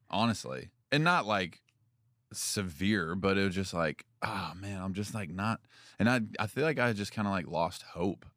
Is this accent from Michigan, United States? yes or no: no; Franklin, Tennessee, United States; also born or lived in Union City, Tennessee; And then we moved here. We moved to Franklin in fifth grade.